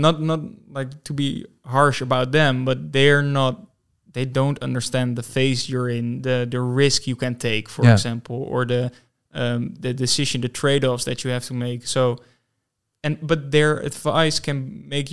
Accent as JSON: {"language": "English", "town": "Amsterdam", "region": "North Holland", "country": "Netherlands", "said": "I'm from Amsterdam, listeners. I'm from Amsterdam"}